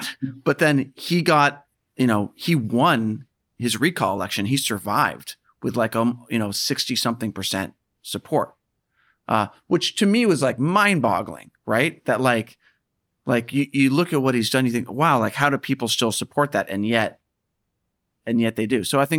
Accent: San Francisco, California, United States; moved away; Yeah, I'm from San Francisco, yeah.

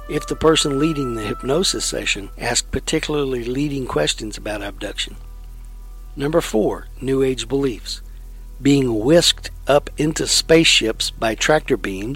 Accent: Lexington, Texas, United States; When I was in high school, I lived in a town called Lexington, Texas, which is in the heart of Texas, east of Austin, west of Bryan-College Station.

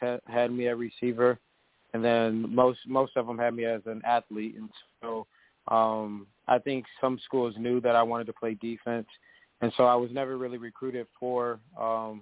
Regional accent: Cleveland, Ohio, United States; I grew up in the Cleveland area and grew up playing Little League sports there

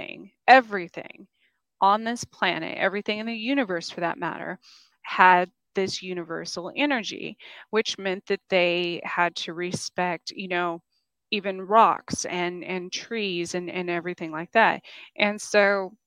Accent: New Mexico, United States; moved away; also born or lived in New York / Kansas; where I grew up in New Mexico

